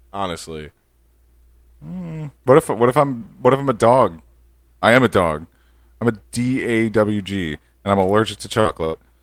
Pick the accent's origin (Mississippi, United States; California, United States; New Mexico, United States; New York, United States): New York, United States; Born in, born and raised in New York, you know, I'm a New Yorker.